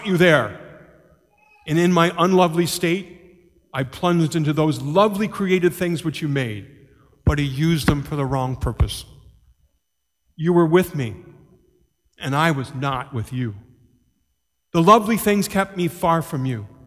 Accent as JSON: {"language": "English", "country": "Ireland", "said": "as an Irishman"}